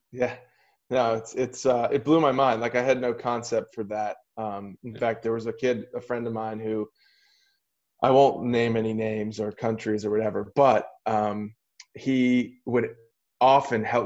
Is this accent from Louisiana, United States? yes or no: yes; Metairie, Louisiana, United States; also born or lived in Boston suburbs; now in Pittsburgh, United States; I was born there. Brother and sister both born in New York, and um, my dad just kind of settled into a private his own private practice there that he built, and then just flourished and um, we, and you know ended up staying there my whole childhood